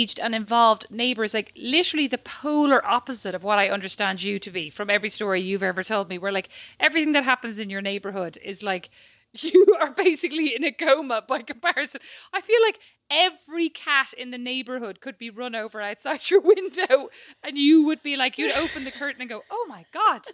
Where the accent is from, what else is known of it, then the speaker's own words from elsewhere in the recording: Ireland; now in Paris, France; being Irish